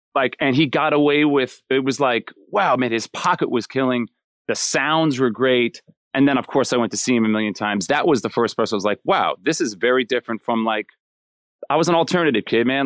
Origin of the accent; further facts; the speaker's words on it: Miller Place, New York, United States; I'm a New Yorker, born and raised. Um, so I'm from a town called, uh, Miller Place, which is North Shore, uh, Long Island